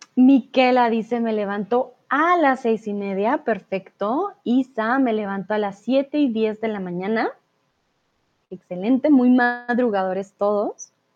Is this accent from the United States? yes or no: no; Colombia; first language Spanish; Soy de Colombia